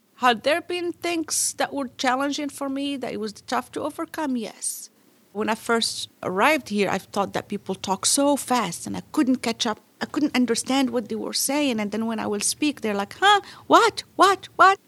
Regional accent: Morocco; English is a second language; moved away as an adult; now in Pittsburgh, United States; Where I come from is Morocco, and we don't have middle names there.

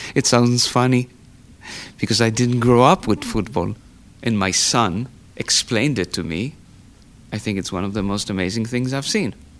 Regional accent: Tel Aviv, Tel Aviv District, Israel; moved away as an adult; now in Pittsburgh, United States; I was born in Tel Aviv in 1959.

